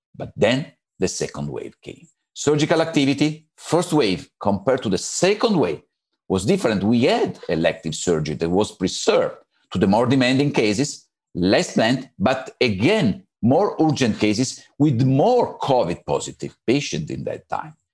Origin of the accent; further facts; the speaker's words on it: Italy; from Italy. I work in Galeazzi in Milan Istituto Ortopedico